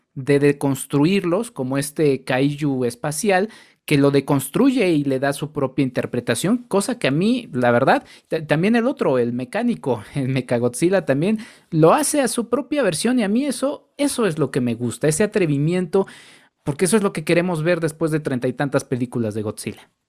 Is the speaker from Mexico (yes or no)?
yes; Mexico; como mexicanos